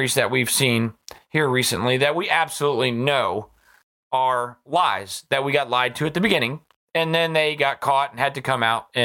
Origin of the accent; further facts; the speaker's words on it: United States; As American citizens